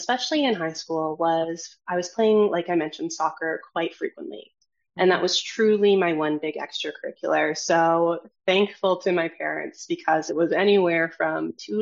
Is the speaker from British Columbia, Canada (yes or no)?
no; Edmonton, Alberta, Canada; moved away as an adult; also born or lived in Toronto; I was born and raised in Edmonton, Alberta